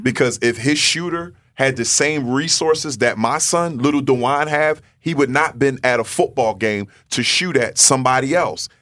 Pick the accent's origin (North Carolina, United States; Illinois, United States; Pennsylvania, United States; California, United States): Pennsylvania, United States; Philadelphia; growing up in North Philadelphia.